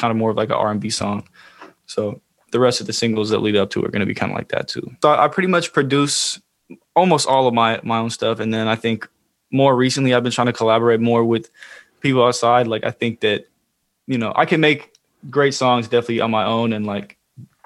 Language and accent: English; Oakland, California, United States; I'm from the Bay Area. I'm from Oakland